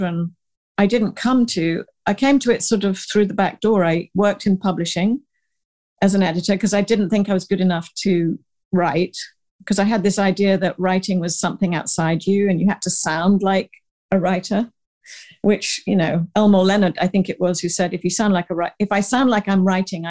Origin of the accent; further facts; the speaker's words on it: the New Forest, South East England, United Kingdom; moved away as an adult; also born or lived in Uganda / Paris, France / London, United Kingdom; now in Manhattan, United States; So I'm a British, I was born in Uganda, Africa, raised in England and the New Forest, went to the Sorbonne, worked in London, came to America for just a year, I thought, and I'm still here like over 30 years ago